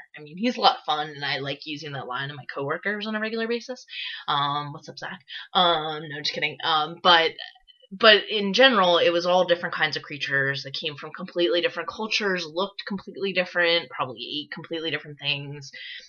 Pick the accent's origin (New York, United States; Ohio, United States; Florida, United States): New York, United States; I grew up in New York